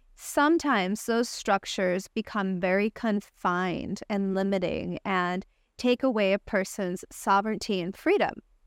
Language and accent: English; Rolla, Missouri, United States; moved away; also born or lived in Los Angeles / San Francisco; when I was a little girl, I grew up in the United States in Raleigh, Missouri, a little podunk town